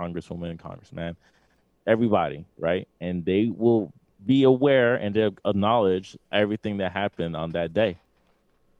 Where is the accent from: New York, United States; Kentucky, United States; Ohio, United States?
New York, United States; New York City; we're from New York City